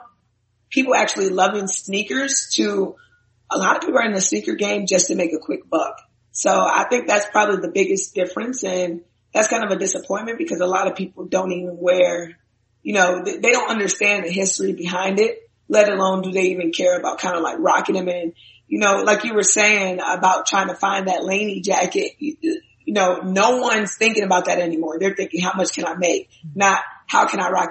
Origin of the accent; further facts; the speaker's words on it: Minnesota, United States; I'm from Minnesota.